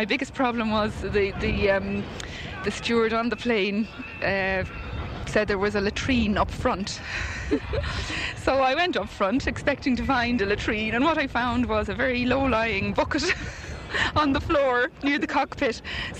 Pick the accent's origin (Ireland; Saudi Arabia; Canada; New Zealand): Ireland; Dublin, County Dublin; now in Naas, Ireland; I'm from Dublin, living in Naas.